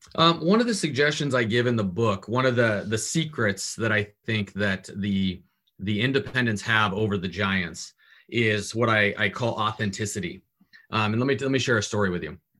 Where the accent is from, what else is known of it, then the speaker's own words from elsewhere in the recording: Portland, Oregon, United States; also born or lived in Southern California; my family got tired of Southern California and picked up and moved to Portland, Oregon